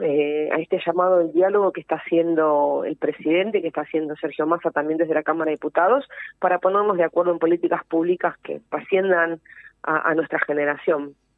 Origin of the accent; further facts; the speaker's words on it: Avellaneda, Buenos Aires Province, Argentina; yo eh, soy de Avellaneda